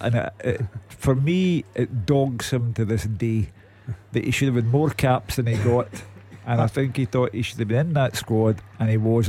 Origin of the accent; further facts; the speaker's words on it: Scotland, United Kingdom; we fret over the fact that we're Scottish.